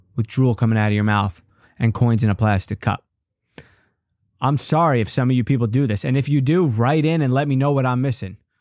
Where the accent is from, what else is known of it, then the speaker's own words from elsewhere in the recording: Long Island, New York, United States; I grew up on Long Island.